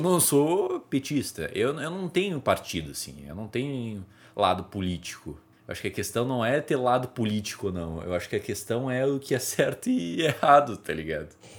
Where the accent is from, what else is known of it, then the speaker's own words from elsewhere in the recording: Brazil; Eu sou brasileiro